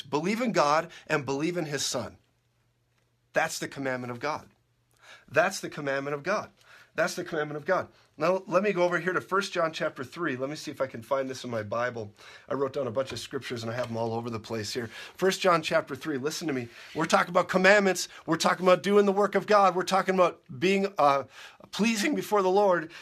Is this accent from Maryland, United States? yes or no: no; Minnesota, United States; I grew up in Minnesota